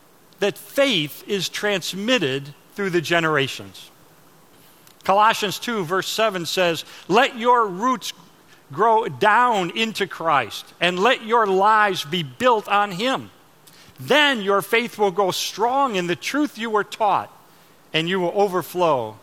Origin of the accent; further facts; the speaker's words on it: Chicago, Illinois, United States; moved away as an adult; now in Texas, United States; I'm from Chicago